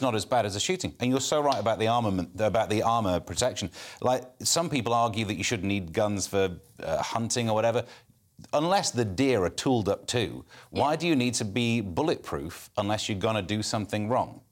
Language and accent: English; Mansfield, East Midlands, United Kingdom; I'm from Mansfield, you know, uh, coal mines. I, my next door neighbour worked down the coal mines